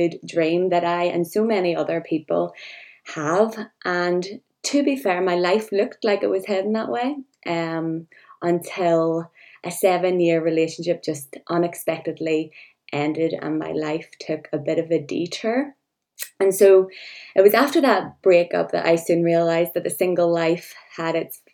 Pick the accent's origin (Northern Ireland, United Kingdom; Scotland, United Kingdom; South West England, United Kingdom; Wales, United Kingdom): Northern Ireland, United Kingdom; I'm from Northern Ireland